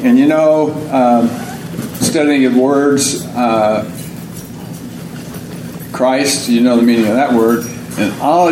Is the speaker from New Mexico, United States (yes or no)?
no; Oklahoma, United States; now in Tucson, United States; I'm from Oklahoma.